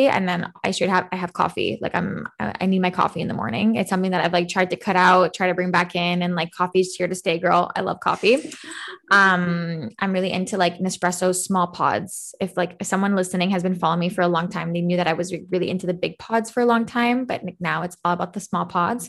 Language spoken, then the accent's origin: English; Canada; I'm not American, but I'm Canadian